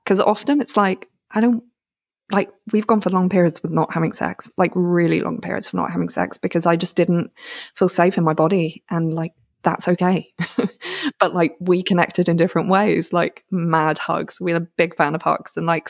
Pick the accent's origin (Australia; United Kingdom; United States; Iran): United Kingdom; As a British person, I'm like, oh, thank you very much.